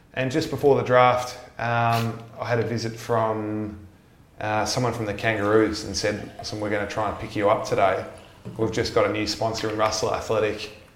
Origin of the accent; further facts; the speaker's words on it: Melbourne, Victoria, Australia; moved away as an adult; now in Sydney, Australia; I grew up in Sandringham in Melbourne